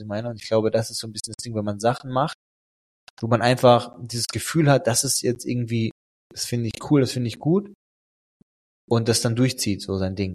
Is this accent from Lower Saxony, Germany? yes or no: yes; Emden, Lower Saxony, Germany; moved away; in Emden, wo ich herkomme